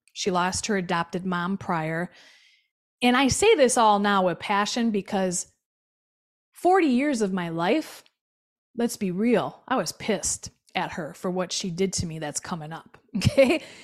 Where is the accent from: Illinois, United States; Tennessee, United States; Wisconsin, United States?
Wisconsin, United States; Milwaukee; I was born in Milwaukee, Wisconsin, on the South Side